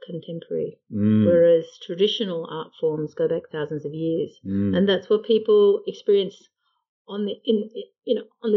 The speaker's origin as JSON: {"language": "English", "town": "Sydney", "region": "New South Wales", "country": "Australia", "tie": "born or raised there", "said": "growing up in Sydney"}